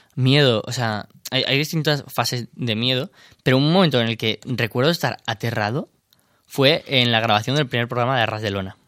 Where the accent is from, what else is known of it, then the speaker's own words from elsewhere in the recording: Albacete, Castilla-La Mancha, Spain; moved away; en mi pueblo, en Albacete